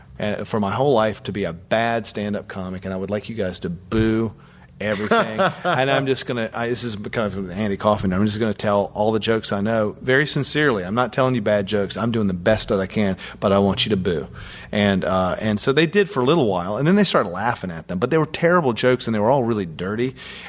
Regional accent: Southern United States, United States; You know, and I guess that's just cultural. I'm from the South.

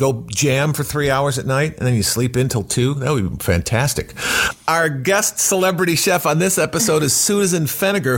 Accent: Chicago, Illinois, United States; growing up in Chicago

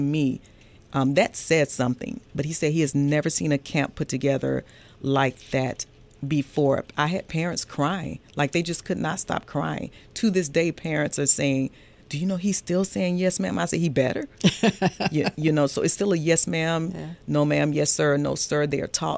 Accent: Atlanta, Georgia, United States; I grew up here. I'm actually a Grady baby, originally from Atlanta, Georgia. Grew up in the Kirkwood area

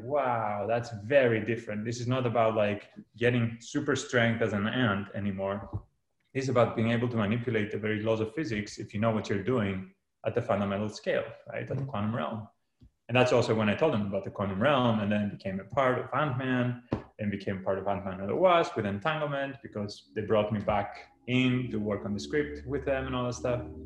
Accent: Greece; moved away as an adult; now in California, United States; I grew up in Greece.

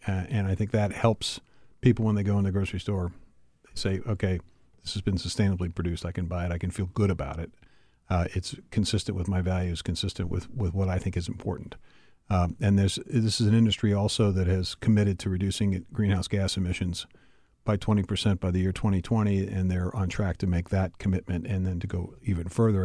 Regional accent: Pittsburgh, Pennsylvania, United States; moved away; I grew up, uh, you know, in, in Pittsburgh, our, our hometown, your hometown and my hometown

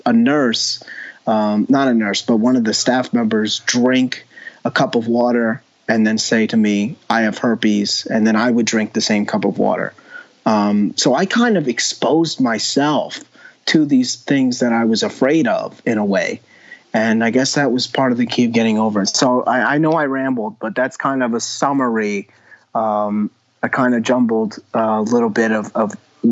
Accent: New York, United States; I grew up in New York.

